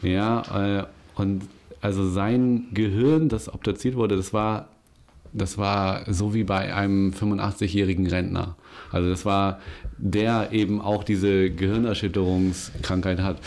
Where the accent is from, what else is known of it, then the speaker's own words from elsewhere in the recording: Germany; ich bin in Winsenur groß geworden